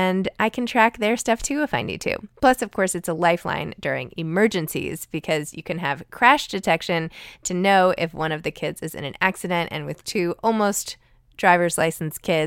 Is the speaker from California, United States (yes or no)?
no; New York, United States; as a New Yorker